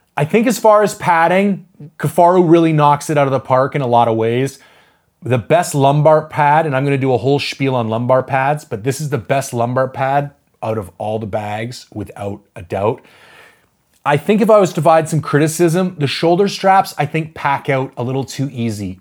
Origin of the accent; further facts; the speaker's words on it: Canada; I'm a Canadian